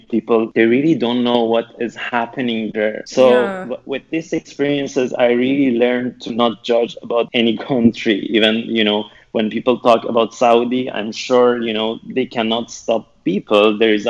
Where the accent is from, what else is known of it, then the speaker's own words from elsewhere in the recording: Tehran, Tehran Province, Iran; moved away as an adult; now in Beirut, Lebanon; I'm an Iranian painter in Beirut. I'm a queer artist. It's almost 3 years that I left my country and I came from Tehran to Beirut to find a space to work as a queer artist and exhibit. And now I'm in Beirut.